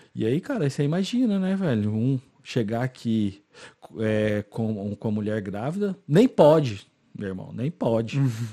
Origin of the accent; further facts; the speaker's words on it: Goiânia, Goiás, Brazil; moved away as an adult; now in Ireland; eu sou de Goiânia